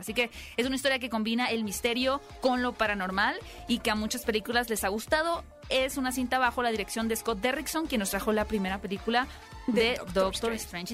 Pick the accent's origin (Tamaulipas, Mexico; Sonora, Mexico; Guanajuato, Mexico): Sonora, Mexico; Hermosillo; soy de Hermosillo